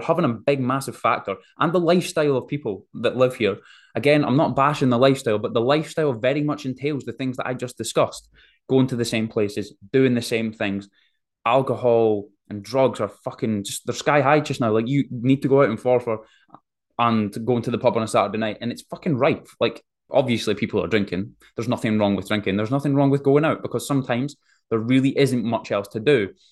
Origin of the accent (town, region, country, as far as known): Forfar, Scotland, United Kingdom; also born or lived in Sydney, Australia